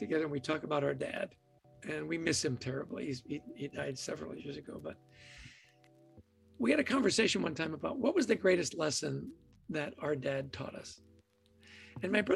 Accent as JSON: {"language": "English", "town": "Edmonton", "region": "Alberta", "country": "Canada", "tie": "born or raised there", "said": "I grew up in a ridiculously happy household, right? I was born in Edmonton, Alberta."}